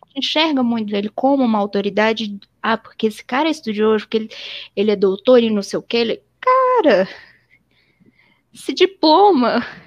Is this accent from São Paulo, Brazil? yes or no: no; Belo Horizonte, Minas Gerais, Brazil; eu sou de Belo Horizonte, aqui em Belo Horizonte